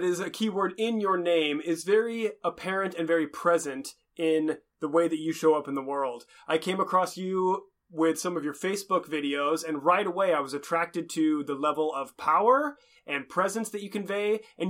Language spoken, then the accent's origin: English; Seattle, Washington, United States; Rachel and I come from the Seattle, Washington area.